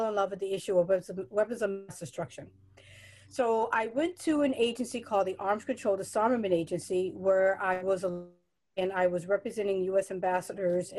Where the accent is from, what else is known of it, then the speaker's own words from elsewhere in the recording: New York City, New York, United States; from New York, I'm from the Bronx, New York